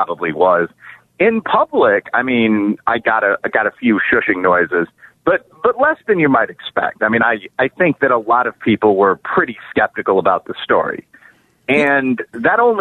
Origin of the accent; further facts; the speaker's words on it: Chicago, Illinois, United States; the city of Chicago, my hometown